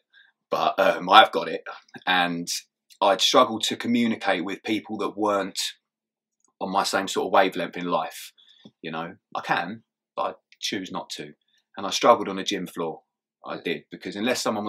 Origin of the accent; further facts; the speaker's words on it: Kent, South East England, United Kingdom; I grew up in Kent.